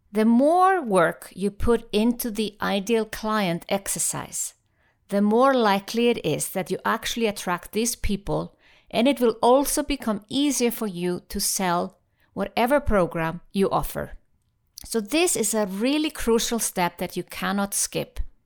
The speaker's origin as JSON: {"language": "English", "country": "Iceland", "moved": "yes", "said": "I'm passionate about my home country, Iceland"}